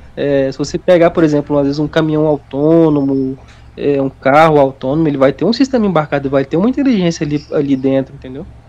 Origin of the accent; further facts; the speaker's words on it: Minas Gerais, Brazil; eu sou de Minas